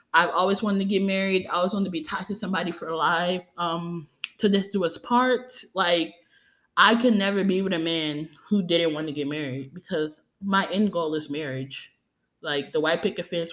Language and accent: English; New Orleans, Louisiana, United States; I'm from New Orleans, Louisiana